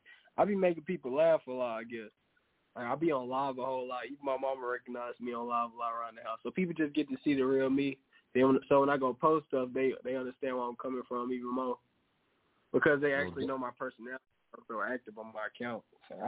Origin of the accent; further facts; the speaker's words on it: Louisiana, United States; Ooh, I'm from Louisiana. That's the only reason I would say the Pelicans